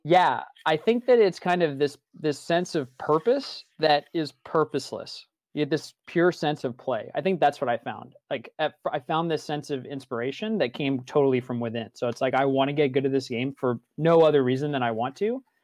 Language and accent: English; East Coast, United States; I was born on the East Coast to a Catholic family